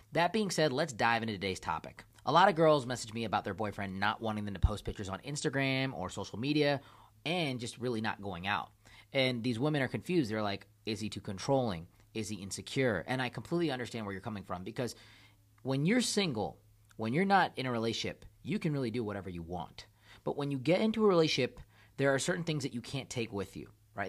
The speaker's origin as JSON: {"language": "English", "country": "India", "said": "my country, I'm from India"}